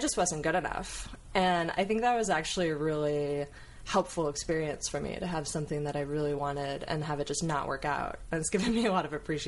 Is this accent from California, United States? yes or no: yes; Coto de Caza, California, United States; also born or lived in Mission Viejo, California; We moved when I was 7 from Mission Viejo to Coto de Caza